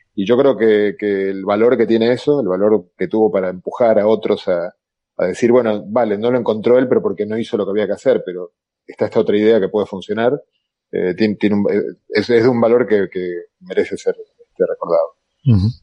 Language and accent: Spanish; Argentina; accent: Argentine; moved away; also born or lived in Galicia; yo soy argentino como mi acento lata